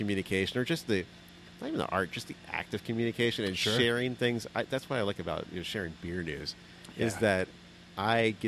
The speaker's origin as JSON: {"language": "English", "town": "San Diego", "region": "California", "country": "United States", "tie": "born or raised there", "also_born_or_lived": "West Germany"}